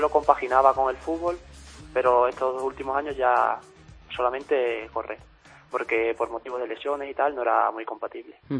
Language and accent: Spanish; a village in Cáceres, Extremadura, Spain; soy de un pueblo de Cáceres